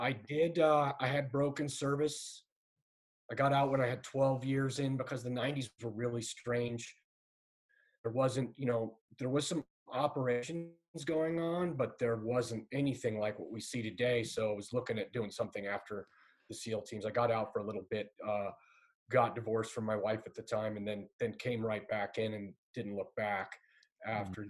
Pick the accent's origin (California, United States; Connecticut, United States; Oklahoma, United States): California, United States; San Clemente; moved away as an adult; I grew up in San Clemente, California